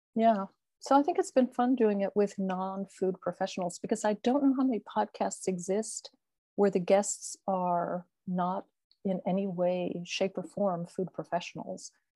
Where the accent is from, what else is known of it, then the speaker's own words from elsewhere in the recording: Florida, United States; moved away as an adult; also born or lived in Philadelphia / New York / Italy; now in Chinon, France; I am an American. I grew up in Florida